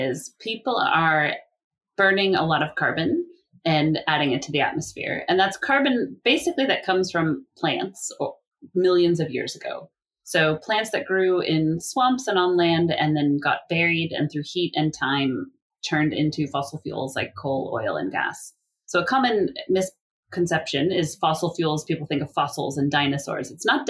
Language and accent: English; California, United States; my home state of California